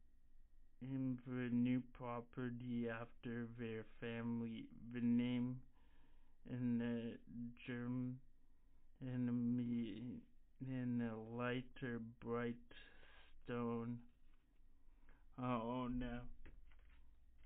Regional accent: Canada; I am Canadian

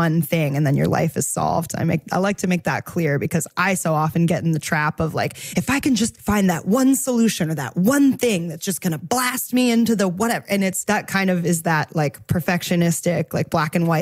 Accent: East Coast, United States; also born or lived in New York City; I grew up on the East Coast and I moved to New York City after college.

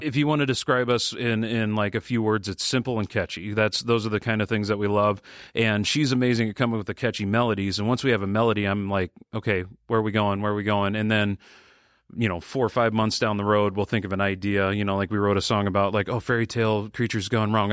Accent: Sioux City, Iowa, United States; we both grew up in Sioux City

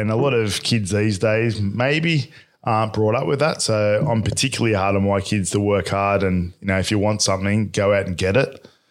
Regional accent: Bradbury, New South Wales, Australia; I was brought up in Bradbury

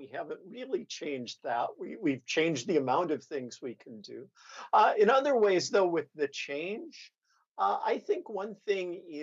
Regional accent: central Nebraska, United States; also born or lived in Greece / United Kingdom / Indiana / Texas; now in Chicago, United States; I grew up in central Nebraska

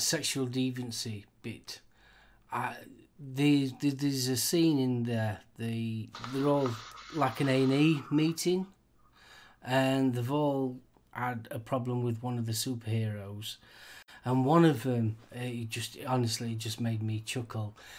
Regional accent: United Kingdom; We, here in the UK

